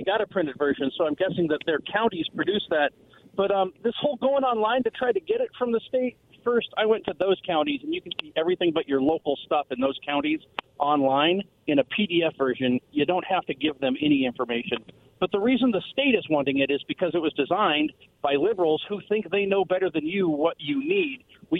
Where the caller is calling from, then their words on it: West Richland, Washington, United States; Hey, this is … from West Richland.